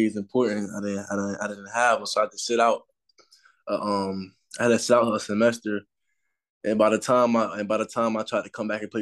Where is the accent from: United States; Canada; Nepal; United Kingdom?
United States; Miami, Florida; I'm from Miami, south part. It's like around West Perron area, like South Florida